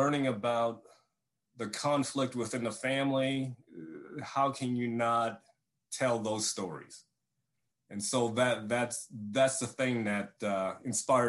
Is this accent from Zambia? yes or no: no; Vietnam; moved away; I was born in Vietnam in 1968 during the war